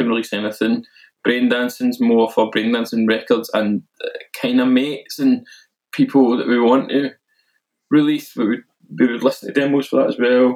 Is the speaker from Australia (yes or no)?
no; Milton, United Kingdom; an under-18s youth club in my hometown of Milton